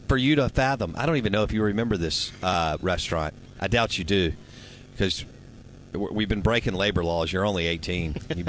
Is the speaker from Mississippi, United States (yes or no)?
yes; Jackson, Mississippi, United States; I grew up in Northeast Jackson.